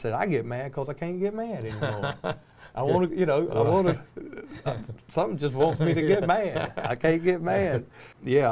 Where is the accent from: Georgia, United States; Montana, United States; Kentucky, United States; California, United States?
Georgia, United States; Columbus; I grew up over on Buena Vista Road